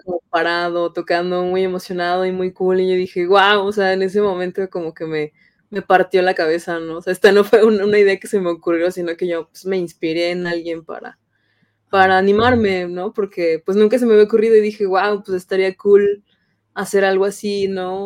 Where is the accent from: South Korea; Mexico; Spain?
Mexico; San Luis Potosí; Yo soy de San Luis Potosí